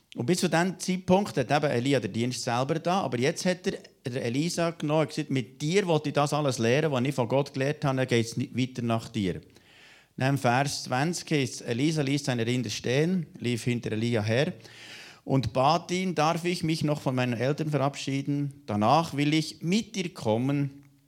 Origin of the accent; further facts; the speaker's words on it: Switzerland; bei uns in der Schweiz